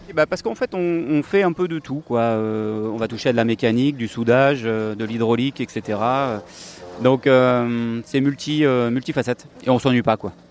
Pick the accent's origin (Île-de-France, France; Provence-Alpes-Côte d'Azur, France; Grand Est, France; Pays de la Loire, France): Pays de la Loire, France; Nantes; moved away as an adult; now in Toulouse, France; je suis nantais, euh, d'origine